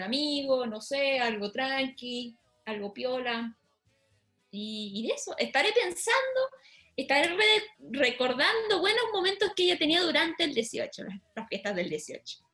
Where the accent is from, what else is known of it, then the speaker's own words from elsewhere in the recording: Chile; moved away; Soy la única chilena